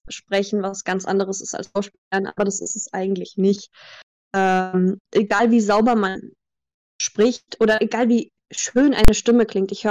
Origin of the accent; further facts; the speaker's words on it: Greece; German is a second language; also born or lived in Germany; aber ich {S2} bin in Griechenland aufgewachsen. Das heißt, mein Deutsch habe ich durch Filme gelernt.